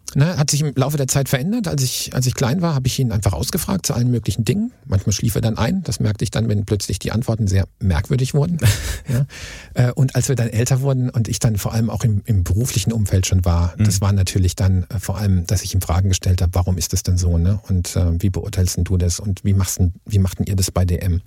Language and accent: German; Karlsruhe, Baden-Württemberg, Germany; Wir sind ja aus Karlsruhe